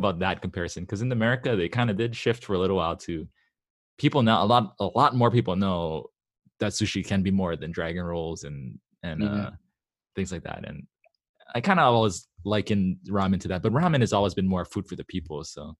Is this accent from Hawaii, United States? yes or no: yes; Hawaii, United States; I grew up in Hawaii